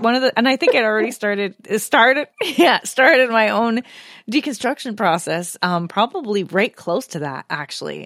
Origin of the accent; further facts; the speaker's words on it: Canada; I felt similar as a Canadian